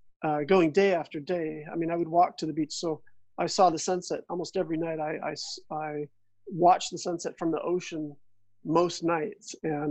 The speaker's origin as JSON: {"language": "English", "region": "California", "country": "United States", "tie": "born or raised there", "lives_now": "Victoria, California, United States", "said": "Mm-hmm. Well, yeah, I mean, like most surfers, I guess you could say, the ocean becomes a big part of your life"}